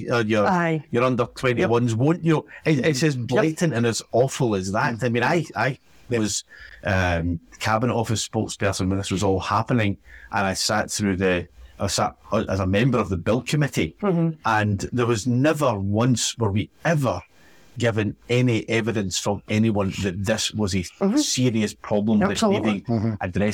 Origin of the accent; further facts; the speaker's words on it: Argyll and Bute, Scotland, United Kingdom; I'm coming from Argyll and Bute.